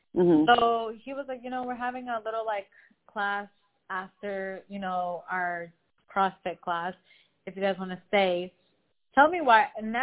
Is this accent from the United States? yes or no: yes; United States; also born or lived in Los Angeles, United States; now in Miami, United States; sometimes I'm embarrassed to say that I'm American